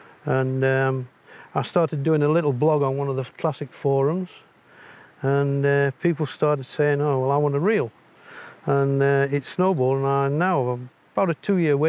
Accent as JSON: {"language": "English", "town": "Barnard Castle", "region": "North East England", "country": "United Kingdom"}